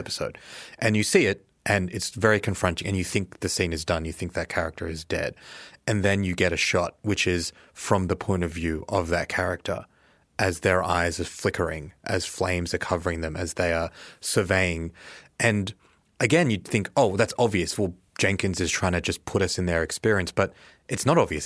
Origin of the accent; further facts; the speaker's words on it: Australia; as an Australian